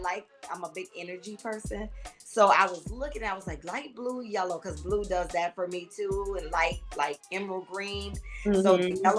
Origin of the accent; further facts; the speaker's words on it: Miami, Florida, United States; moved away as an adult; also born or lived in Los Angeles, California; now in Georgia, United States; I'm from Miami. The 305 area, and I moved to Los Angeles to pursue my acting career